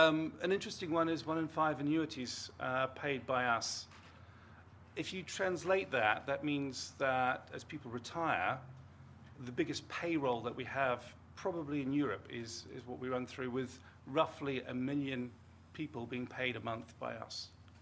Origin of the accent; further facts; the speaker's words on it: New Zealand; You probably don't hear it, my accent, I'm a Kiwi, and I did have a Pru policy when I was about five